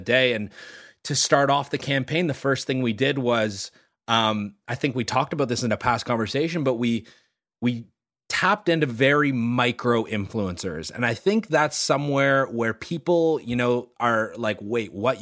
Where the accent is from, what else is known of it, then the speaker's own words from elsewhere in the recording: Toronto, Ontario, Canada; growing up in Toronto